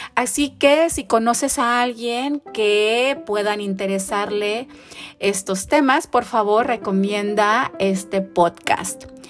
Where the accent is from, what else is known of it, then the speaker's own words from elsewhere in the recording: Tijuana, Baja California, Mexico; soy tijuanense